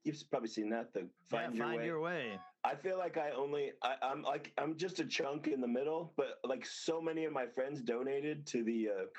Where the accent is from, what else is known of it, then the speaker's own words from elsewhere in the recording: Las Vegas, Nevada, United States; I grew up there. I was born and raised there. Yeah, I was born there. I was born on Maryland Parkway.